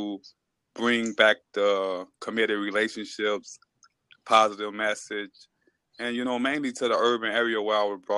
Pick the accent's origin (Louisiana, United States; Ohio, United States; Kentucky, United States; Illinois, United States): Illinois, United States; Chicago; also born or lived in Seoul, South Korea; I'm from Chicago, Illinois. But I'm currently out in Seoul, South Korea at the moment with my fiance